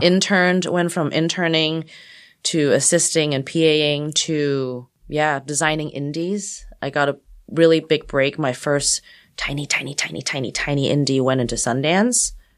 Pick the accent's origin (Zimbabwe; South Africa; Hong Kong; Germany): Hong Kong; moved away; also born or lived in Texas; I grew up mostly in Hong Kong before the handover